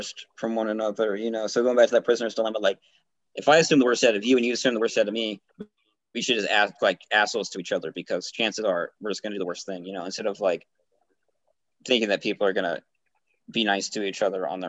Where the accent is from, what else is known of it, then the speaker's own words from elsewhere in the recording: United States; speaking as an American